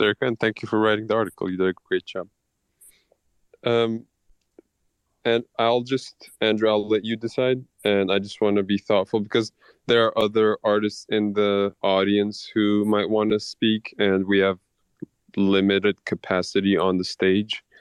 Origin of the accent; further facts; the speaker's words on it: Istanbul, Turkey; I'm from Turkey. I'm from Istanbul. I, I was born and raised in a country that's been in war for the past 25 years